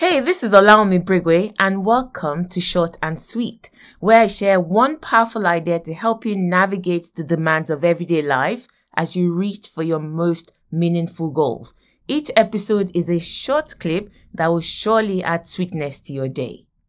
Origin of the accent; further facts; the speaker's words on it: Nigeria; accent: Nigerian; moved away as an adult; also born or lived in Lagos, Nigeria; now in United Kingdom; Me with my Nigerian accent